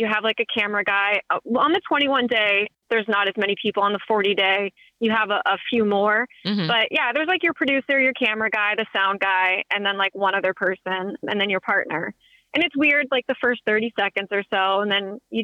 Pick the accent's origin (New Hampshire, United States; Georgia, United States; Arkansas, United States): New Hampshire, United States; moved away as an adult; now in Vermont, United States; born and raised in New Hampshire, and I had never really been outside of New England